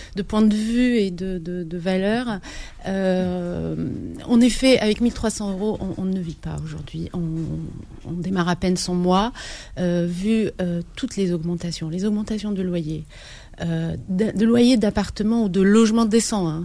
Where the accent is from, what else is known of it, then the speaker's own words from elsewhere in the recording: Biskra, Biskra Province, Algeria; moved away as an adult; now in France; Algérie, à Biskra, parce que je suis originaire de Biskra